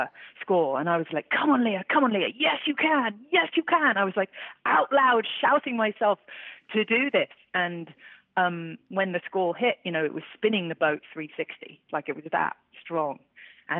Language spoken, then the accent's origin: English; London, United Kingdom; I grew up in London. I was born in London.